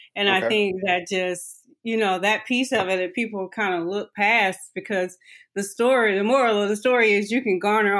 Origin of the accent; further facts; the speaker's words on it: North Carolina, United States; moved away as an adult; also born or lived in Goldsboro, North Carolina; now in Atlanta, United States; I'm born and raised in North Carolina. I didn't move to Atlanta until I was an adult.